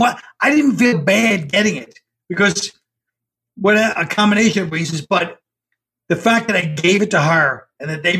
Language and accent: English; New York City, New York, United States; I grew up near it, but I grew up in Park Slope, but Bay Ridge is right next door almost